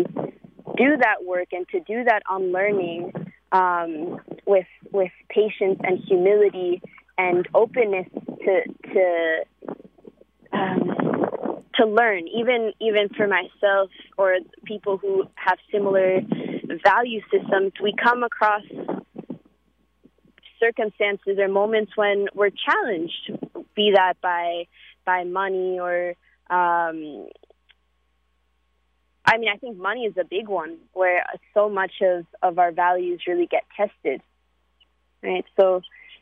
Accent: New York City, New York, United States; growing up in New York

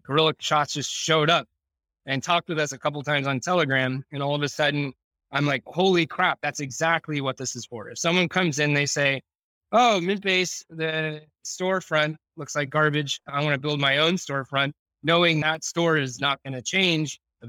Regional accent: Portland, Oregon, United States

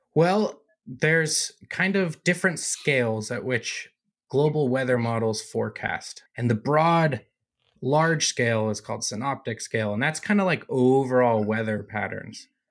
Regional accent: United States; moved away as an adult; also born or lived in Colorado; now in Utah, United States; I grew up in Lake Tahoe

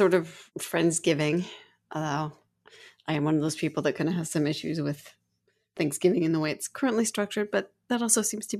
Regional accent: Colorado, United States; okay. I'm Coloradan. It balances out, right?

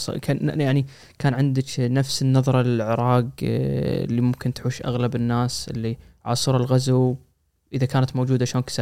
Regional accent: Basra, Basra Governorate, Iraq; انا قاعد احاول استوعب انه بر ينفع انا من البصره

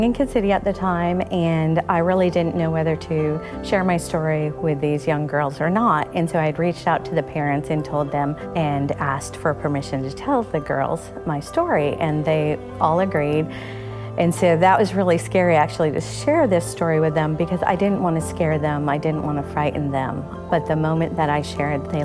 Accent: New York, United States; moved away as an adult; now in North Carolina, United States; I grew up in New York State.

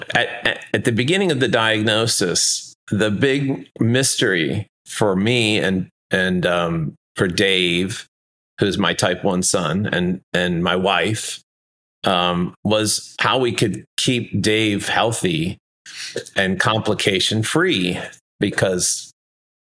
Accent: Detroit, Michigan, United States; moved away as an adult; also born or lived in Minneapolis, Minnesota; now in Honolulu, United States; I'm originally from Detroit and grew up there

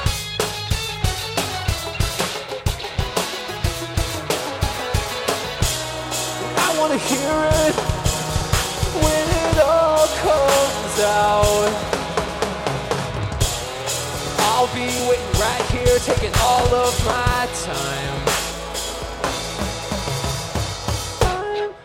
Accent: Minneapolis, Minnesota, United States; We're from Minneapolis.

